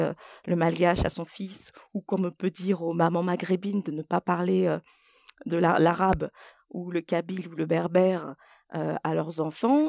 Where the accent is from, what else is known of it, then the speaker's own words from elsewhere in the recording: Côte d’Ivoire; first language French; moved away; je suis née en Côte d'Ivoire et j'ai passé euh, tout mon primaire en Côte d'Ivoire